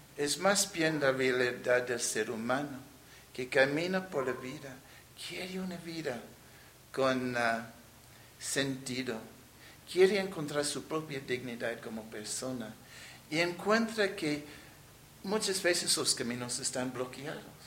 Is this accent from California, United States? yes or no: no; New York City, New York, United States; Spanish is a second language; moved away as an adult; also born or lived in Nueva Rosita, Coahuila, Mexico; now in Saltillo, Mexico; yo crecí en la ciudad de Nueva York Nací en Brooklyn